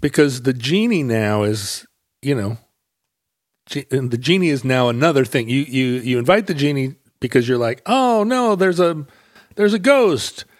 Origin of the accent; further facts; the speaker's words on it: United States; people welcomed me as an American